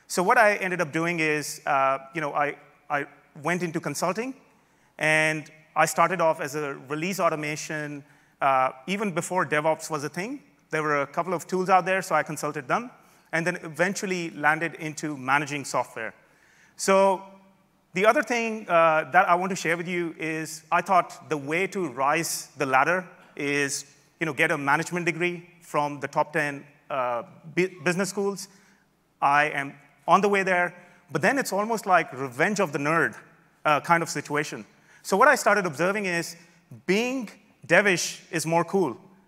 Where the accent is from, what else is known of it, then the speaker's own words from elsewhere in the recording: Melbourne, Victoria, Australia; I'm from Melbourne, Australia. You don't hear the accent.